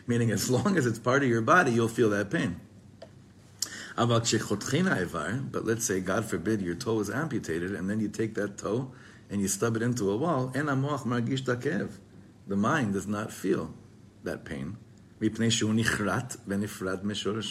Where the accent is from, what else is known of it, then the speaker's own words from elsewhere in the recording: Israel; for us growing up in Eretz Yisrael